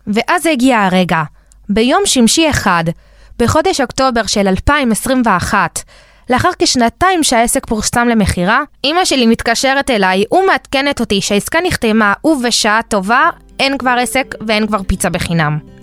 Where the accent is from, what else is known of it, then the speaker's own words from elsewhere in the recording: Israel; also born or lived in Argentina; נולדנו בארגנטינה וגדלנו בישראל